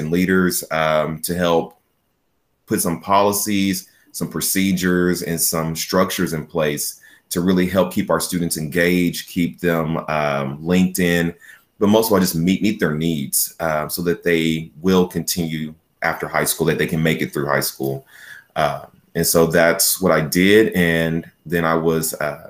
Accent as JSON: {"language": "English", "town": "Chickasha", "region": "Oklahoma", "country": "United States", "tie": "born or raised there", "said": "I was born and raised in Chickasha. I attended Chickasha Public Schools from Head Start all the way through high school"}